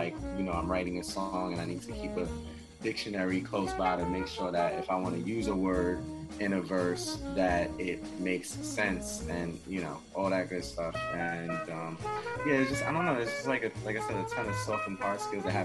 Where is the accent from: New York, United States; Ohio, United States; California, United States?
New York, United States; New York City; I'm from Queens, New York